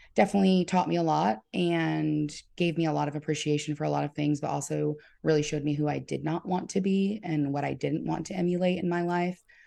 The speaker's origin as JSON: {"language": "English", "town": "St. Matthews", "region": "South Carolina", "country": "United States", "tie": "born or raised there", "also_born_or_lived": "Orangeburg, South Carolina", "said": "I actually grew up in an even smaller town with one stoplight called Saint Matthews."}